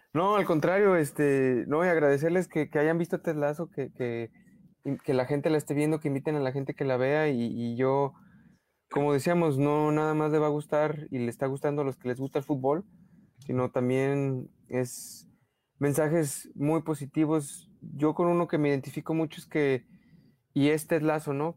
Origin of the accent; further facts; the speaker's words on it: Mexico; accent: Mexican; soy demasiado mexicano o, o, o este, sí, o que, o que, no sé, eh, o, a lo mejor mi acento es muy, muy demasiado